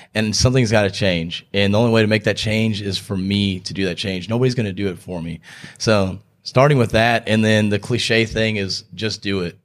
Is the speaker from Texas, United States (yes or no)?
yes; Texas, United States; moved away as an adult; also born or lived in Houston / Statesboro, Georgia; now in Greenville, United States; I grew up in Texas, lived there for twenty-four years